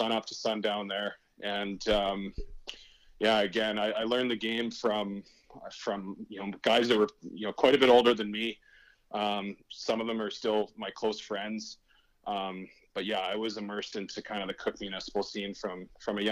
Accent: Prince Albert, Saskatchewan, Canada; I love Prince Albert. It was a great place to grow up.

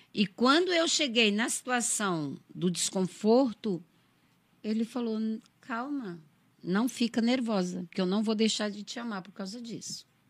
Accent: interior of Ceará, Brazil; also born or lived in São Paulo; now in Santa Catarina, Brazil; Eu nasci no interior do Ceará, interior de Fortaleza. Eu vim para cá em 2000, em junho de 2000. Caí de paraquedas em Santa Catarina.

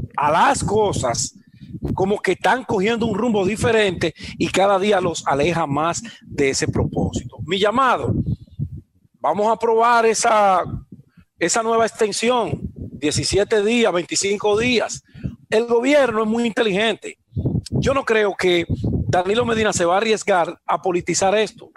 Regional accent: Dominican Republic; nosotros como dominicanos

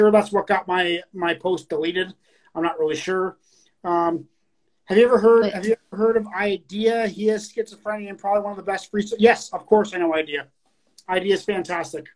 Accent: Canada; I'm Canadian

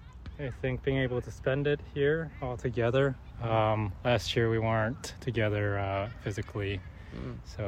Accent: South Korea; now in New York, United States; I'm originally from South Korea

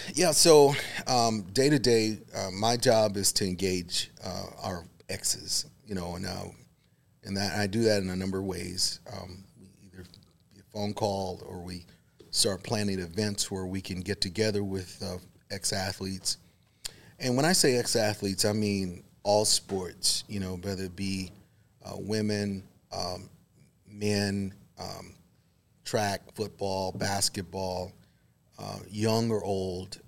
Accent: Waco, Texas, United States; I was born here in Waco, so okay. I was kind of always had a little bit of Baylor connection. I grew up literally four blocks from campus

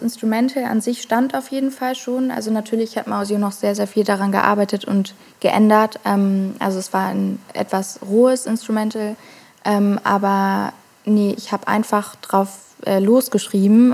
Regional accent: Hamburg, Germany; ich komme aus Hamburg, wurde auch in Hamburg geboren

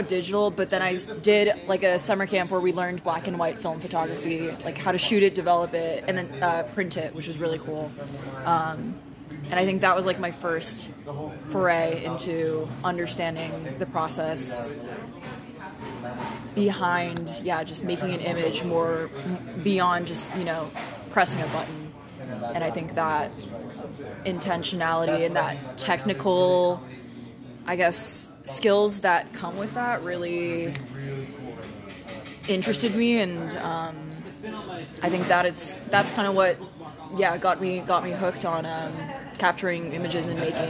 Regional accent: California, United States; The Bay Area.

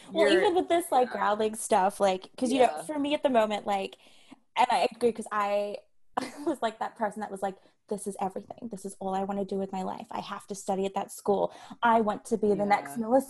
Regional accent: Australia; now in Canada; I'm Australian.

